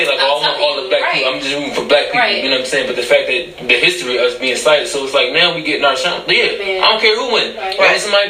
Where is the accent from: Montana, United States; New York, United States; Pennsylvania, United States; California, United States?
Pennsylvania, United States; Philadelphia; I'm from South Philly. Spent a little couple years in Uptown. I'm not gonna front. Uptown helped mold me into the individual that I am now. But as far as like, I guess the true Philadelphia part of me is like South Philly.